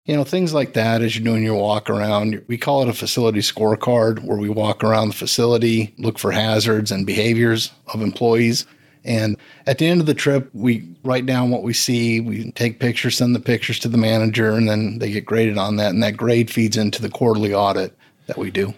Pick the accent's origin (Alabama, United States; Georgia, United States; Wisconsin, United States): Wisconsin, United States; moved away as an adult; also born or lived in Houston, Texas; I'm from Wisconsin originally.